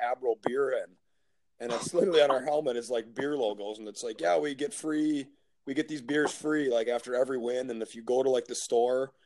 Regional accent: Minnesota, United States; born or raised there; moved away as an adult; now in Stockholm, Sweden

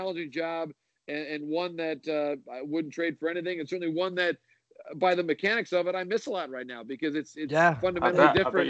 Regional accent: Michigan, United States; I grew up in Michigan, sort of came of age as a baseball fan in the later part of the 1980s.

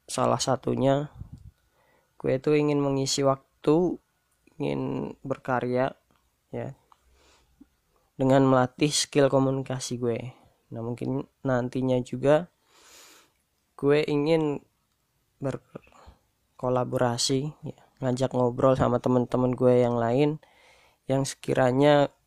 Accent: Pekalongan, Central Java, Indonesia; Asal gue dari Pekalongan. Gue lahir di tahun 96 1996

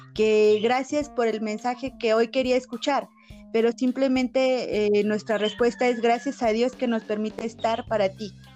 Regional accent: San José Iturbide, Guanajuato, Mexico; soy del estado de Guanajuato, San José Iturbide, para ser exactos

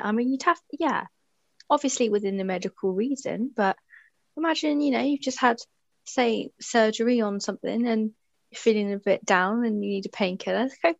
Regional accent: Dorset, South West England, United Kingdom; I'm from Dorset

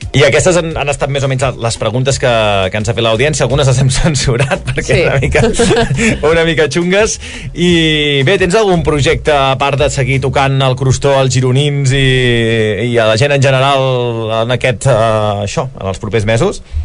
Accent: Valls, Catalonia, Spain; Jo sóc de Valls

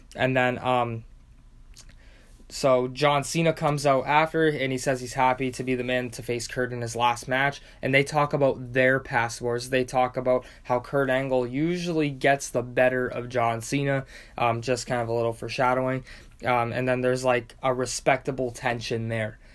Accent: Windsor, Ontario, Canada; my hometown of Windsor, Ontario, Canada

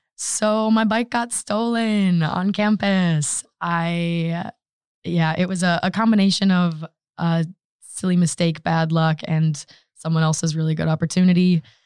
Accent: Grand Haven, Michigan, United States; moved away as an adult; now in Stockholm, Sweden; my hometown is, it's Grand Haven, Michigan

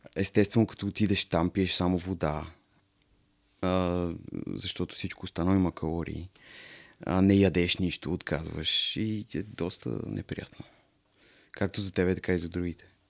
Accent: Varna, Varna Province, Bulgaria; moved away; аз съм принцип от Варна

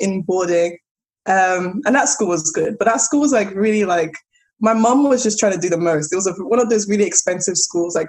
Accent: London, United Kingdom; accent: South London; moved away; also born or lived in Abuja, Nigeria; this little ratchet South London girl with my strong ass accent

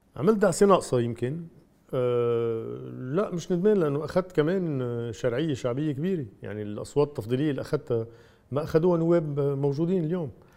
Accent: Lebanon; انا كثير مسرور كلبناني

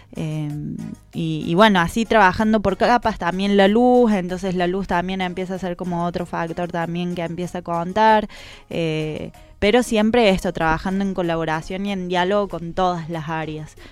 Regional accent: Córdoba, Argentina; now in Buenos Aires, Argentina; yo vengo de Córdoba y en Córdoba hay una tradición sobre la creación colectiva mucho más fuerte

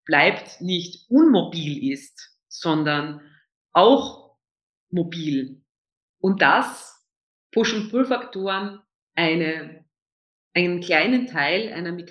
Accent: Vienna, Austria; Also ähm, als Österreicherin, besonders als Wienerin, ist man äh, tatsächlich mit sehr vielen, sehr positiven Vorurteilen konfrontiert

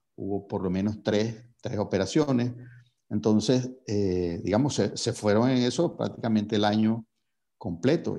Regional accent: Venezuela; si uno asume su responsabilidad como venezolano

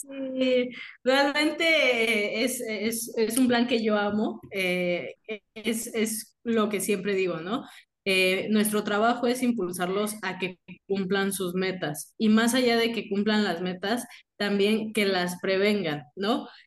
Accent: Mexico; somos muchísimos mexicanos

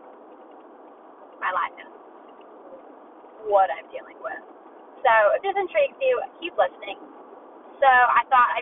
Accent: Alabama, United States; I grew up in Alabama

